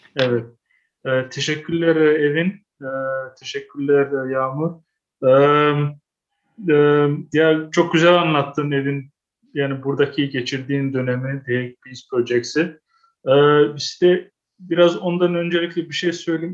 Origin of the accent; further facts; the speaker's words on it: Amsterdam, North Holland, Netherlands; ben kendim Amsterdam doğumluyum